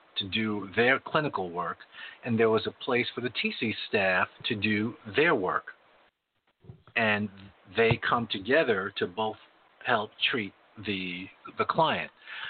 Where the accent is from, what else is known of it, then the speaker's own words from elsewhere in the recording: New York, United States; moved away; I came from New York. I came from New York and went to California.